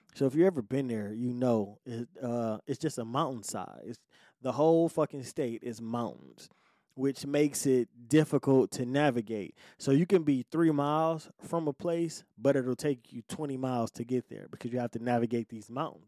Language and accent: English; Detroit, Michigan, United States; I'm born and raised in Detroit, right? Detroit, Michigan, you know, United States